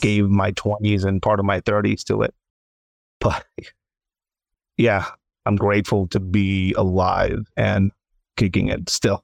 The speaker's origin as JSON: {"language": "English", "town": "Tijuana", "region": "Baja California", "country": "Mexico", "tie": "born or raised there", "moved": "yes", "said": "Tijuana, Mexico, my hometown"}